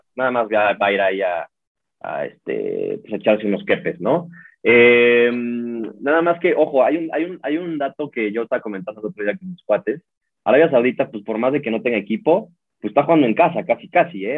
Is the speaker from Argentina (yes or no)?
no; Mexico; nosotros como mexicanos